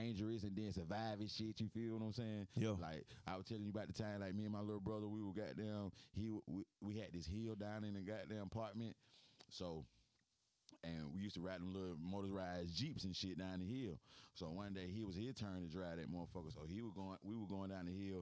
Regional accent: Atlanta, Georgia, United States; growing up in Atlanta when we was kids

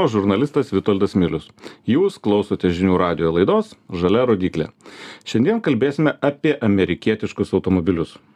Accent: Lithuania

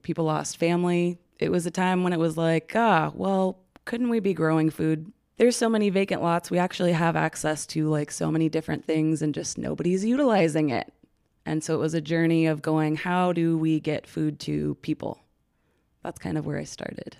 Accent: Aurora, Colorado, United States; moved away as an adult; also born or lived in Texas; I grew up in Aurora, Colorado, born in Texas, but, like, yeah, was in Colorado from seven to, like, twenty-five

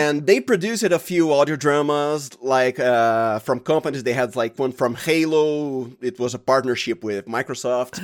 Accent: Santo André, São Paulo, Brazil; the state is Sao Paulo. If you're geographically accurate, I am from Santo Andre

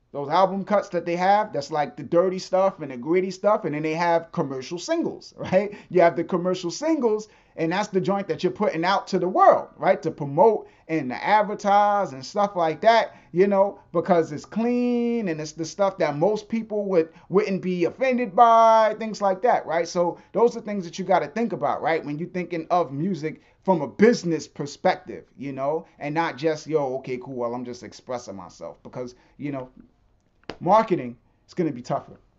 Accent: New York, United States; moved away; I grew up in New York

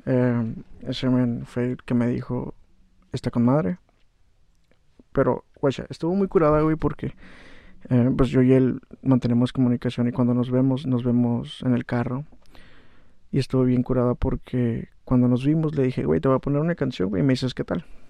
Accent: Valle de Guadalupe, Baja California, Mexico; also born or lived in Ensenada / Atlixco, Puebla; soy nacido, soy nacido aquí en Ensenada, güey, pero pues, soy residente de Guadalupe.

